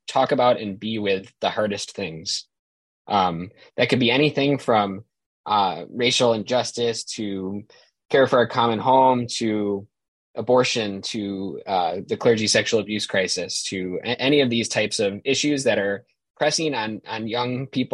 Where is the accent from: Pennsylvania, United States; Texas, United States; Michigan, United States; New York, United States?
New York, United States; Buffalo; moved away as an adult; now in Notre Dame, United States; I grew up in Buffalo, New York, a big Catholic family